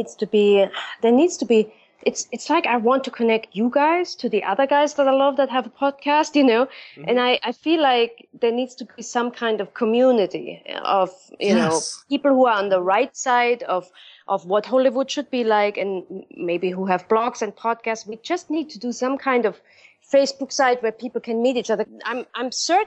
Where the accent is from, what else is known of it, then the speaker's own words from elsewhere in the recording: Germany; moved away; back home in my hometown, they're doing this in Germany.